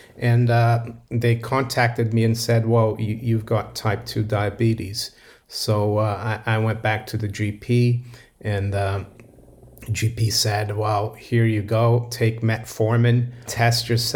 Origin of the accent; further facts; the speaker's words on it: Rio de Janeiro, Brazil; moved away as an adult; also born or lived in Florida / Geneva, Switzerland; now in London, United Kingdom; Yes, I was born in Brazil and I grew up in Brazil, in Rio